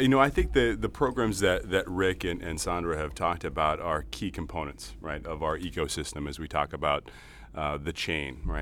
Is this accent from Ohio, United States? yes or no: no; Lynn, Massachusetts, United States; now in Lynnfield, United States; I hail from Lynn, Massachusetts, uh, so Lynn native, uh, up on the North Shore in Linfield now.